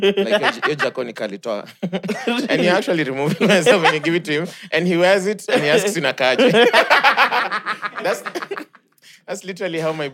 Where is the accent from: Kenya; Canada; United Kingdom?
Kenya; Nairobi; When I say I grew up in Githurai, I grew up closed.